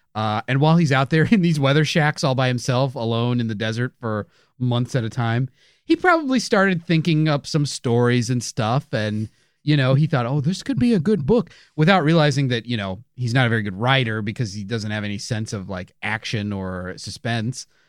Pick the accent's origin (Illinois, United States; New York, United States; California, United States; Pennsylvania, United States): Illinois, United States; Chicago; we're from Chicago